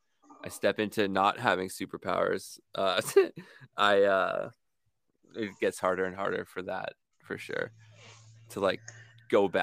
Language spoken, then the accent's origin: English; Canada; I'm pretty obnoxious for a Canadian